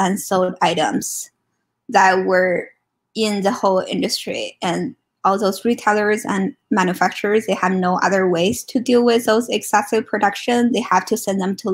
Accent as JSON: {"language": "English", "country": "China", "moved": "as an adult", "lives_now": "Ann Arbor, United States", "said": "I'm originally from China, and I came to US for grad school"}